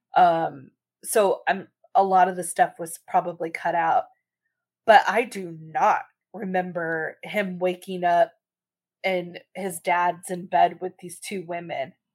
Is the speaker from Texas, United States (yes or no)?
yes; Texas, United States; we are from Texas.